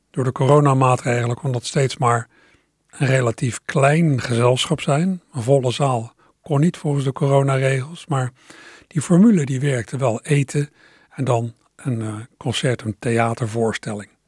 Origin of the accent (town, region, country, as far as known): Maassluis, South Holland, Netherlands